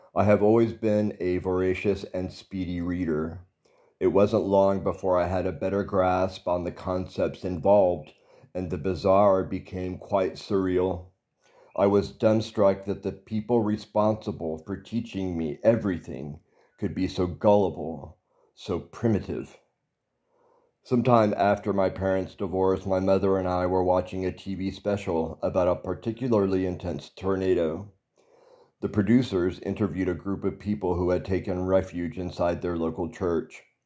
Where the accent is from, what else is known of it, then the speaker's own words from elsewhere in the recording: Texas, United States; I was born in Texas and raised Southern Baptist